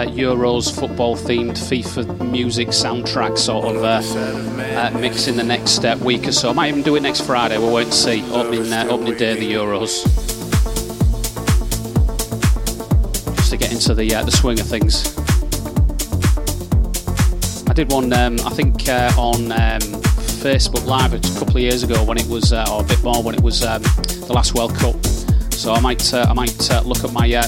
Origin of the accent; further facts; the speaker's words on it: Hull, Yorkshire and the Humber, United Kingdom; I'm from Hull